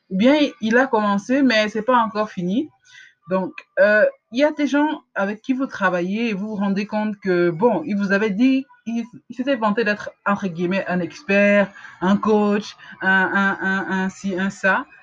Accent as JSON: {"language": "French", "country": "Cameroon", "said": "en tant qu'Africain, en tant que Camerounais, il ne faut pas qu'on se juge uniquement par rapport au standard de, qualité camerounais ou africain."}